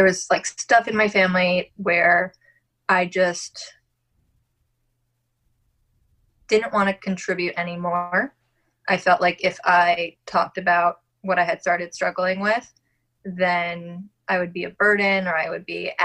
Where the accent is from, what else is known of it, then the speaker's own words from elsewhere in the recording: Long Island, New York, United States; accent: Long Island; I'm originally from Long Island. And I just said that super Long Island